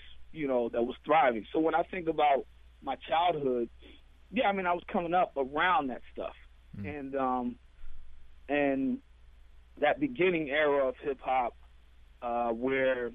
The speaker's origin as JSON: {"language": "English", "country": "United States", "also_born_or_lived": "Ghana", "moved": "yes", "said": "I was from America."}